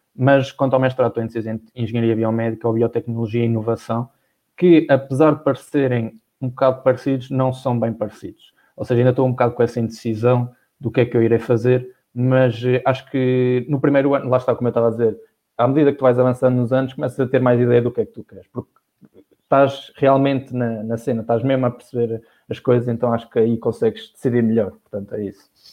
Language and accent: Portuguese; Viseu, Centro, Portugal; moved away as an adult; now in Porto, Portugal; quando saí de Viseu fui para o Porto, morar sozinho